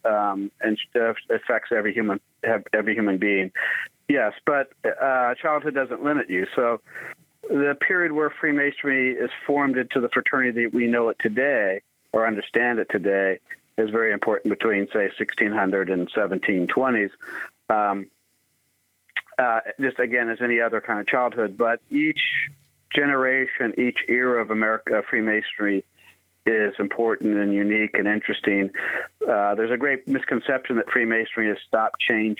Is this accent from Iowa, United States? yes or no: yes; Burlington, Iowa, United States; moved away as an adult; also born or lived in Pittsburgh / St. Louis; now in Alexandria, United States; I grew up in Iowa, born and raised in Iowa